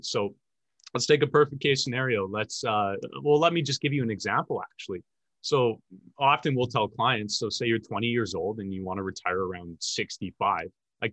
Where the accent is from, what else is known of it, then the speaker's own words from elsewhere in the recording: Edmonton, Alberta, Canada; born and raised in Edmonton, Alberta.